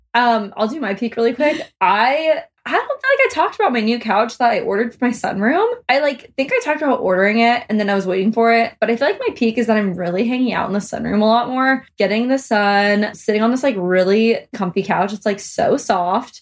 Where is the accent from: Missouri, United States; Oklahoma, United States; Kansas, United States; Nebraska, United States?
Nebraska, United States; Omaha; I'm from Omaha.